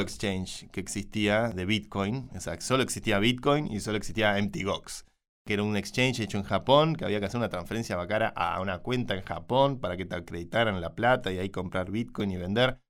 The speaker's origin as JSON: {"language": "Spanish", "country": "Argentina", "said": "soy argentino"}